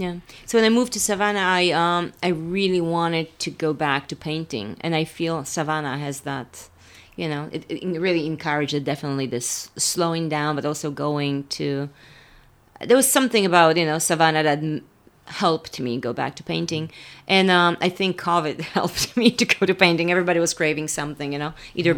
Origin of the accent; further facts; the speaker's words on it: Poland; moved away; I was in Poland because I had a show there at the museum in my hometown